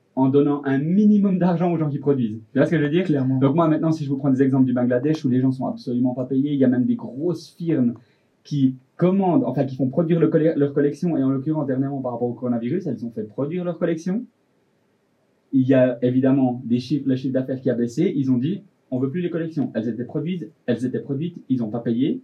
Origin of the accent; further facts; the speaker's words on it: Delémont, Jura, Switzerland; je venais du Jura de Lémont